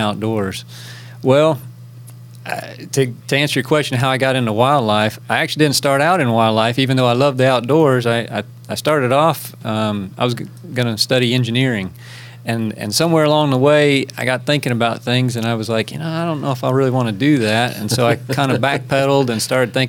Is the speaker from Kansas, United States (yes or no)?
yes; Kansas, United States; moved away as an adult; also born or lived in Florida; now in Tennessee, United States; I'm from Kansas originally. That's where I grew up.